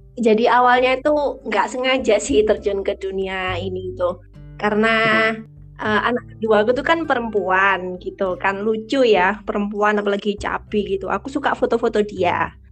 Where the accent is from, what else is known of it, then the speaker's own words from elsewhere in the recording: Surabaya, East Java, Indonesia; asalku dari Surabaya